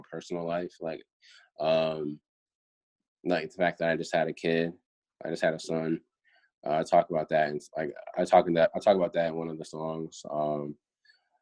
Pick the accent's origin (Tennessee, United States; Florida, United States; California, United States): Florida, United States; moved away; I'm from Florida, you know, like originally.